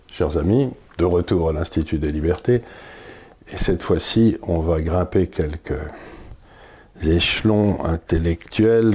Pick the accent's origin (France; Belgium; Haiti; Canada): France; en tant que Français